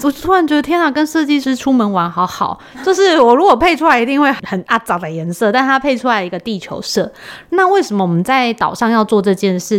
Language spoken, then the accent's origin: Chinese; Taiwan; 因为我们台湾人真的是非常热心